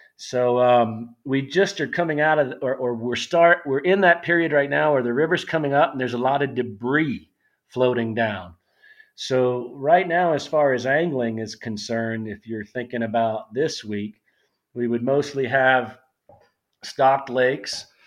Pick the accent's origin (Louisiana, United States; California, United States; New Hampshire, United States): Louisiana, United States; South; I grew up in South Louisiana. I'm a hundred percent Cajun.